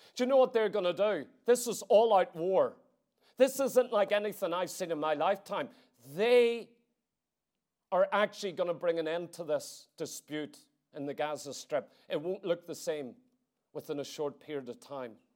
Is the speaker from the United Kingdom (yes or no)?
no; Ireland; As an Irish citizen